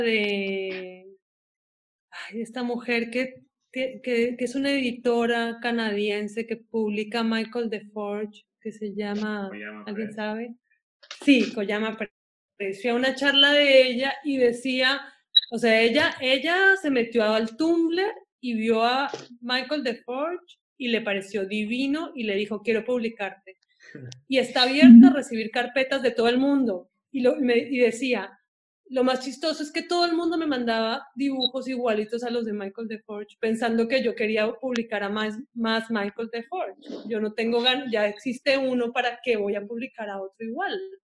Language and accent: Spanish; Ecuador; crecí en Ecuador